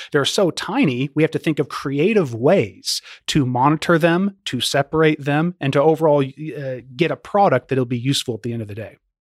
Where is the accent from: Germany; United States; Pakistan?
United States; Louisville, Kentucky; I was born and raised in Louisville, and I'm glad to be employed in my hometown